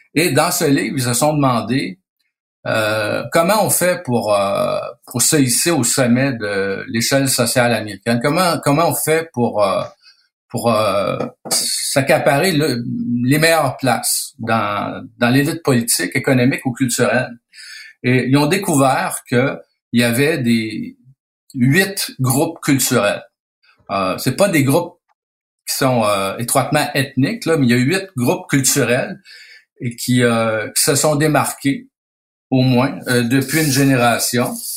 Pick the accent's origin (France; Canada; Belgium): Canada; Quebec